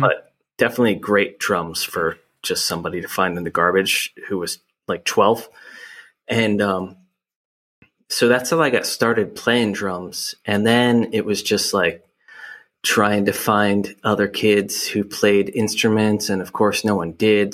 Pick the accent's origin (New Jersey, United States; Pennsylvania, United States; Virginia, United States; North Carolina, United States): New Jersey, United States; Hamilton; now in Philadelphia, United States; I grew up in Hamilton, New Jersey